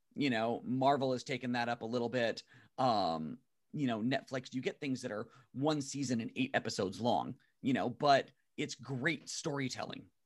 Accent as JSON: {"language": "English", "town": "San Diego", "region": "California", "country": "United States", "tie": "born or raised there", "said": "I grew up in Imperial Beach, Chula Vista, South Bay, uh, in, in San Diego"}